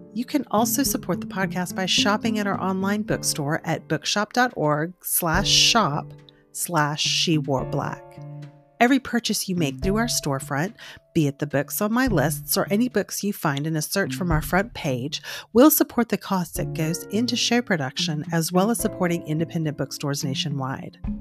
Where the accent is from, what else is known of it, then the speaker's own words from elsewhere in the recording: Corpus Christi, Texas, United States; I'm from Corpus